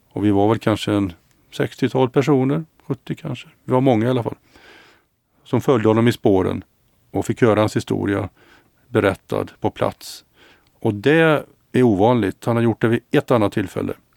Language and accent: Swedish; Mariestad, Västra Götaland, Sweden; also born or lived in Gothenburg / Luleå; now in Stockholm, Sweden; Mariestad där jag är född och Göteborg och Luleå där jag har bott och Stockholm nu då